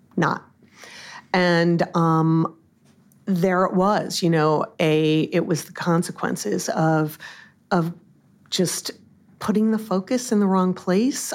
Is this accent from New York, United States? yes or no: yes; Long Island, New York, United States; also born or lived in Massachusetts; I grew up on Long Island